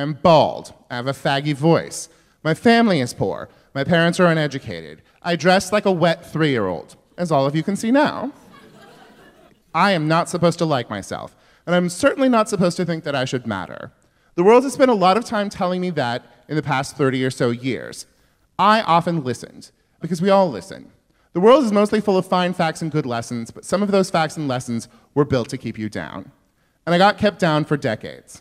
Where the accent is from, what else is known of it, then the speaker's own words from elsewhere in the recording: Yuba City, California, United States; I'm from Northern California